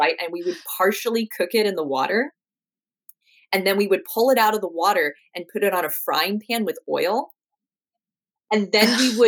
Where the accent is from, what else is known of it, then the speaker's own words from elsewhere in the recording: Ashland, Oregon, United States; moved away as an adult; now in Southern California, United States; So I grew up in Southern Oregon, in Ashland, Oregon.